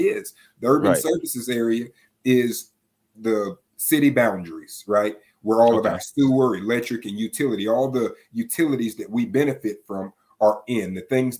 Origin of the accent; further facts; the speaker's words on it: Tallahassee, Florida, United States; I'm seven generations from Leon County. When I would drive through the South Side as a kid